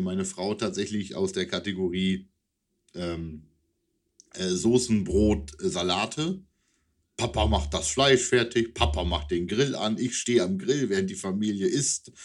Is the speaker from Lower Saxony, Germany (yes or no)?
yes; East Frisia, Lower Saxony, Germany; now in Wunstorf, Germany; in meiner Heimat, äh, nein, in der Heimat nicht mehr, da war ich in Ostfriesland, aber hier in Wunsdorf